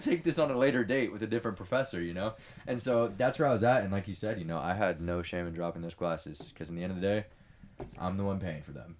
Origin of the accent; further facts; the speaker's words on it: Southern California, United States; I was born and raised in Southern California.